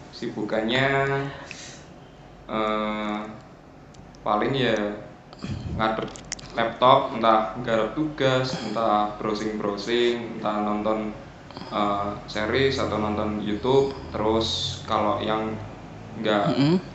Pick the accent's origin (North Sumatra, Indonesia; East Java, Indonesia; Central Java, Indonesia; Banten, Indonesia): Central Java, Indonesia; Surakarta; now in Karanganyar, Indonesia; tahu saya asli Solo mas